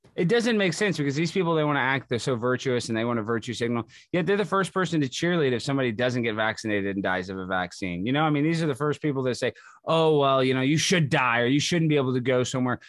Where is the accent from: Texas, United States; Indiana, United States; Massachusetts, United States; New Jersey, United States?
Texas, United States; moved away as an adult; also born or lived in Baton Rouge, Louisiana / Los Angeles, California; I grew up in Texas, went to college in Louisiana